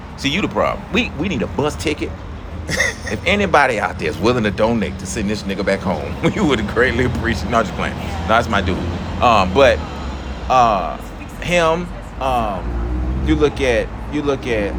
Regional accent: Atlanta, Georgia, United States; I'm from Atlanta

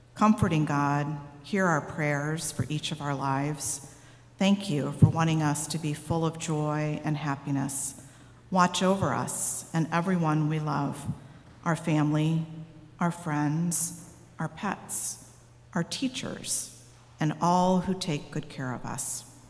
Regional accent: Missouri, United States; I'm from Missouri, and in Missouri, they say seeing is believing

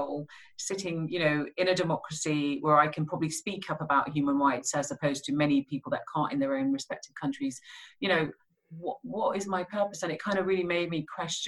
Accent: Birmingham, West Midlands, United Kingdom; growing up in Birmingham in the 80s and 90s

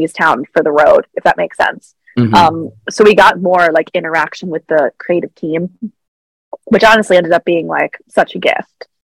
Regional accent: Westchester, New York, United States; I was born and raised in Westchester, which is right outside of New York City.

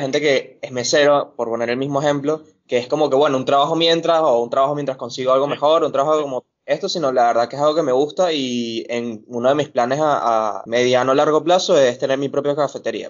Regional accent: Venezuela; moved away as an adult; now in Buenos Aires, Argentina; Nos salimos de Venezuela juntos, pero en Brasil, en Manaus, nos separamos

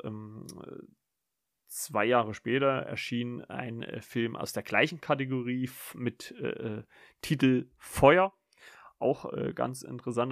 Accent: Germany; wir, äh, ja, Deutschen

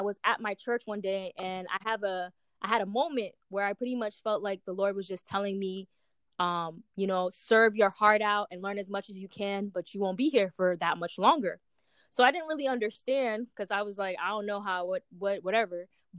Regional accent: Boston, Massachusetts, United States; moved away as an adult; also born or lived in Nyack, New York / New York; I'm originally from Boston

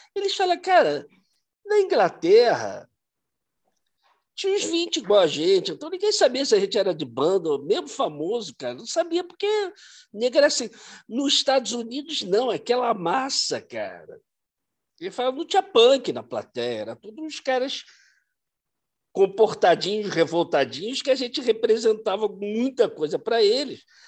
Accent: Brazil; a gente como brasileiro

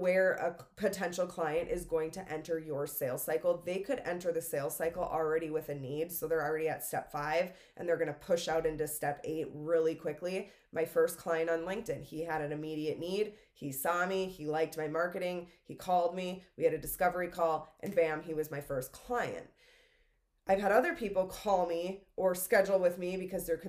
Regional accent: Minnesota, United States; moved away; I'm originally from Minnesota. It's Minnesota in me of like just saying sorry

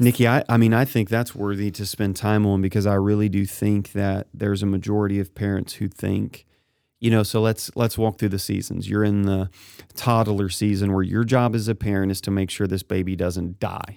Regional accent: Kennett, Missouri, United States; my hometown of Kennett and the farmers.

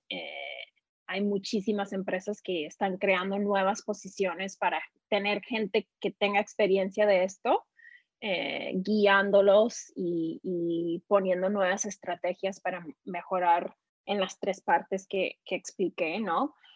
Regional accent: California, United States; also born or lived in Mexico; soy mexicana, pero nacida aquí en California vivo actualmente en San Francisco

